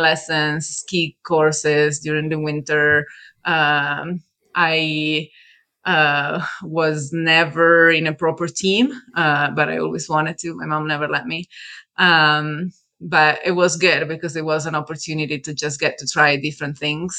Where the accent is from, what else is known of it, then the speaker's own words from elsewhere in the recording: Italy; moved away as an adult; also born or lived in Milan; now in California, United States; I'm originally from Italy. I lived in California for about 10 years now.